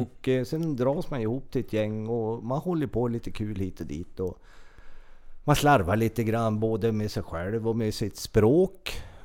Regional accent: Trehörningsjö, Västernorrland County, Sweden; jag är ju född i en eh, kommun, Örnsköldsviks kommun, där det fanns ett BB. Min födelseort är ju Trehörners, en liten, liten, liten ort

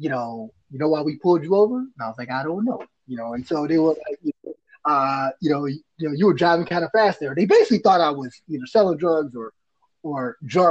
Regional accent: Washington, District of Columbia, United States; I'm from Northwest DC. It's called Uptown, right? 1-4 zone.

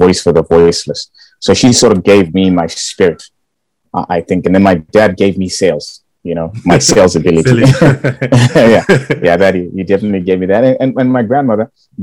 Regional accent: Bulawayo, Zimbabwe; moved away as an adult; now in United Kingdom; I was born and raised in Bulawayo. Went to school there, primary Hillside.

